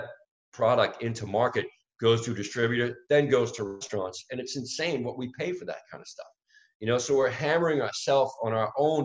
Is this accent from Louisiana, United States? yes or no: yes; New Orleans, Louisiana, United States; I'm born and raised in New Orleans